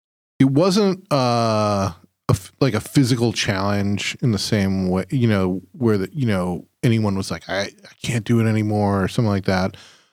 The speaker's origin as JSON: {"language": "English", "area": "Chicago suburbs", "region": "Illinois", "country": "United States", "tie": "born or raised there", "moved": "yes", "said": "we grew up in the Chicago suburbs"}